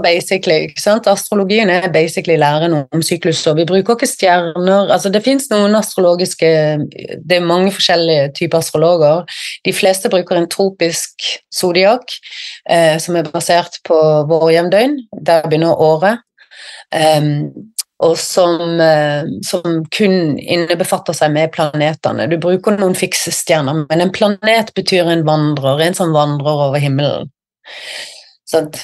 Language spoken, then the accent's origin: Norwegian; Sørlandet, Southern Norway, Norway; moved away as an adult; now in Bergen, Norway; i hjertet mitt så er jeg jo sørlending